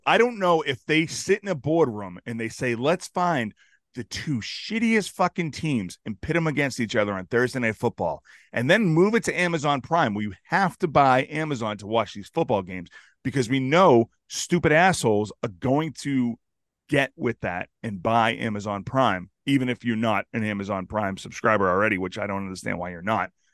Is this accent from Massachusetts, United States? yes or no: yes; Chelsea, Massachusetts, United States; I grew up in Chelsea